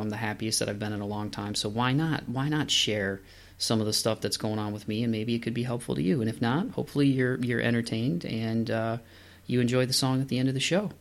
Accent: Toledo, Ohio, United States; moved away as an adult; also born or lived in Southeast Michigan; Toledo, Ohio is my hometown

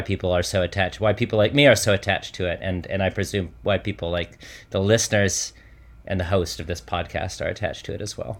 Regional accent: Michigan, United States; I grew up in Michigan

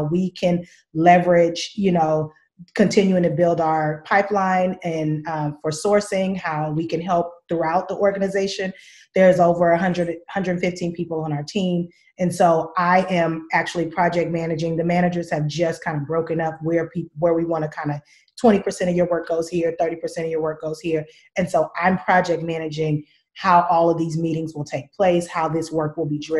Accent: Richmond, California, United States; I'm from Richmond

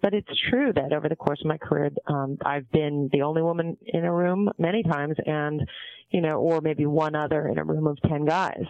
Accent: San Diego, California, United States; also born or lived in Montreal, Canada / Vancouver, Canada; grew up in San Diego

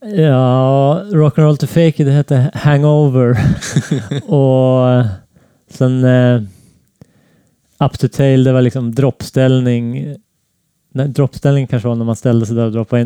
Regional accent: Näsåker, Västernorrland County, Sweden; Jag växte upp i en liten by i Norrland som heter Näsåker

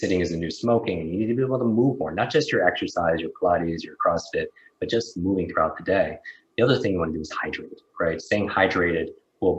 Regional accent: Northeast, United States; I grew up in the Northeast

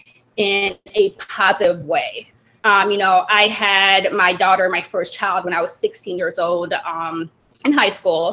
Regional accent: Evanston, Illinois, United States; also born or lived in Jamaica / Chicago area; I was born in Jamaica. I came to America when I was around 5 years old, and we came to the Chicagoland area, and then we moved to Evanston, Illinois, and I've kind of lived in Evanston ever since for my whole life.

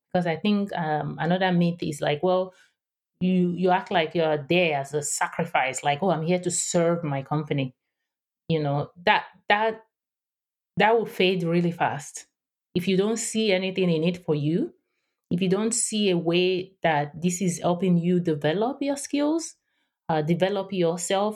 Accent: Nigeria; English is a second language; moved away as an adult; also born or lived in Houston, United States; now in San Diego, United States; I am based in San Diego, California, but I grew up in Nigeria. West Africa, and I spent the first twenty-six years of my life there.

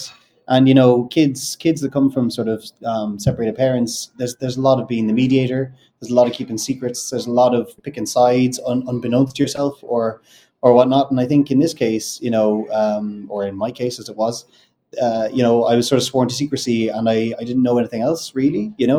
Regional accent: Ireland; accent: neutral Irish; I don't know if you can tell from my accent. I've got a very neutral Irish accent.

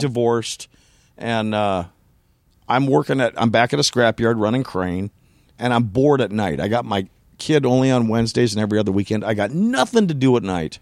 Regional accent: Elk River, Minnesota, United States; I was born in Elk River, Minnesota

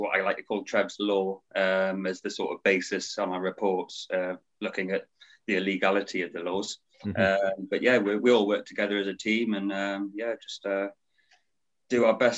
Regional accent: Newcastle upon Tyne, North East England, United Kingdom; accent: Geordie; moved away as an adult; now in Devon, United Kingdom; I'm a Geordie originally, so I'm from Newcastle. Lived there most of my life, but moved down to the southwest about 10 years ago, down to Devon

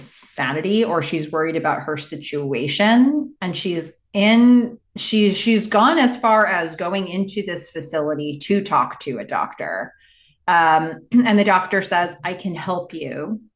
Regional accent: Boulder, Colorado, United States; By the way, I've been meaning to tell you both that I'm originally from Boulder.

